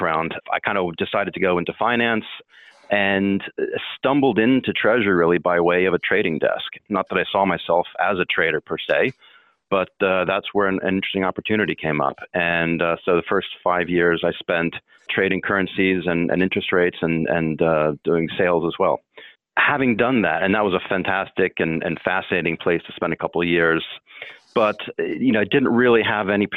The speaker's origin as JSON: {"language": "English", "town": "Baltimore", "region": "Maryland", "country": "United States", "moved": "yes", "said": "I'm from the Baltimore area originally, right, and my family was nearby there"}